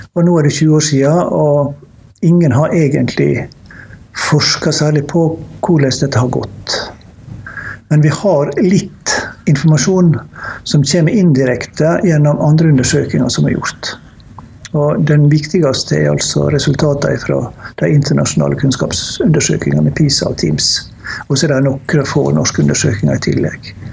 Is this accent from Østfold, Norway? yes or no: no; Ørsta, Møre og Romsdal, Norway; Ørsta kommune, der jeg vokste opp